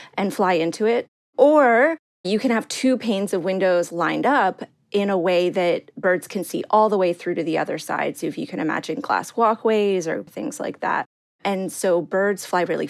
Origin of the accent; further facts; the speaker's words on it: Maryland, United States; moved away; also born or lived in New York City; growing up in Maryland